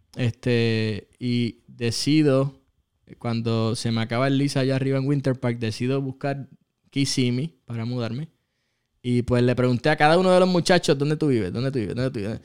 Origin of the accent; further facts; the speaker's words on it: Ponce, Puerto Rico; soy de Ponce